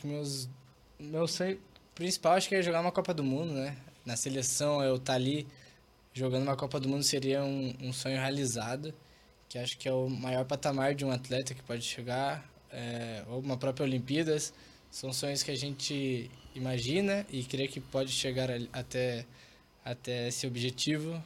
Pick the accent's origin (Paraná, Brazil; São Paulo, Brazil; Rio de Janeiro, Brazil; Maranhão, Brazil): Paraná, Brazil; Curitiba; moved away as an adult; quando eu chego em Curitiba, só de estar aqui eu me sinto em casa, me sinto, não sei, é, é minha cidade natal